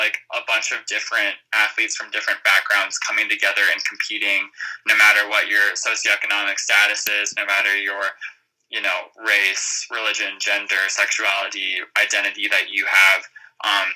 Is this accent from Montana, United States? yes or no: yes; Montana, United States; moved away as an adult; also born or lived in Minneapolis, Minnesota; now in Colorado, United States; I grew up in Montana